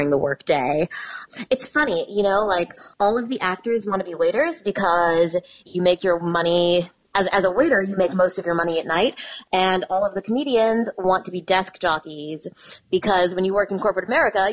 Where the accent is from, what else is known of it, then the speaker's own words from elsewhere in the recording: Lincoln, Nebraska, United States; now in New York, United States; I grew up in Lincoln, Nebraska